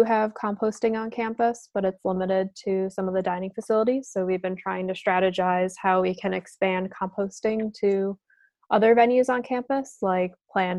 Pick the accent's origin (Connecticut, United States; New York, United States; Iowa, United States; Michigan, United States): New York, United States; East Aurora; also born or lived in Plattsburgh; I'm from East Aurora, New York, which is really close. It's about 25 minutes outside the city of Buffalo.